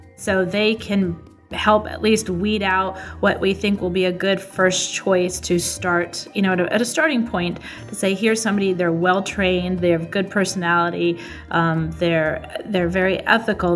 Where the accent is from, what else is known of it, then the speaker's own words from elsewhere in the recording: Boulder, Colorado, United States; Boulder is my hometown. I, I grew up there from a young age